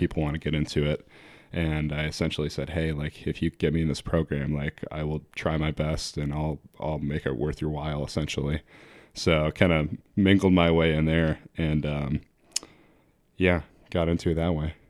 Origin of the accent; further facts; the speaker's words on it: New Hampshire, United States; I grew up actually in New Hampshire, but I spent almost every summer of my life, um, on Lake Michigan.